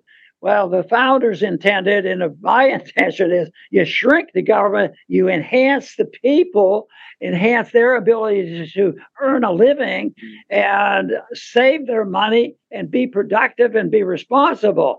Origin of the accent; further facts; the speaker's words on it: United States; I'm an American